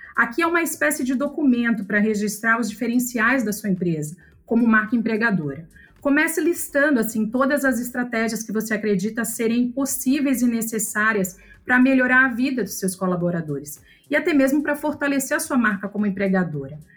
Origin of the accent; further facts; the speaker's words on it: São Luís, Maranhão, Brazil; eu sou nascida em São Luís do Maranhão